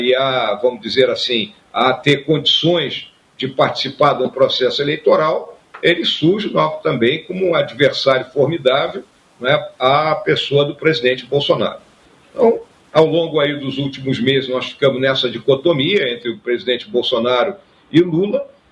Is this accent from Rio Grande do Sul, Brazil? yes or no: yes; Rio Grande do Sul, Brazil; o Rio Grande do Sul é minha terra, né? Então, quando a gente nasce né, num local com as características né, do nosso estado do Rio Grande do Sul